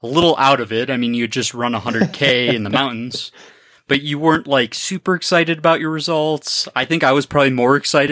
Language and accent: English; Birmingham, Michigan, United States; I grew up in Birmingham, Michigan